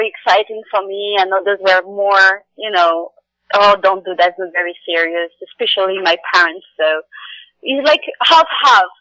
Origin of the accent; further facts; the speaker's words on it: Morocco; moved away; also born or lived in France; I grew up in Morocco and then I end up in France because I'm French Moroccan